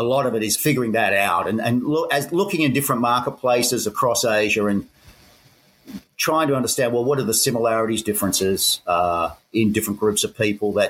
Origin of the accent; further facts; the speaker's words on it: Sydney, New South Wales, Australia; accent: Aussie; moved away as an adult; also born or lived in Hong Kong / Japan; now in Bangkok, Thailand; I'm an Aussie. You can tell by the accent. Born and raised in Sydney.